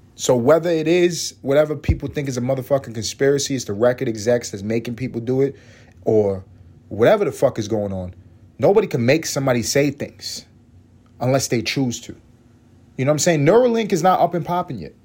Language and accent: English; New York City, New York, United States; moved away; I grew up in East Harlem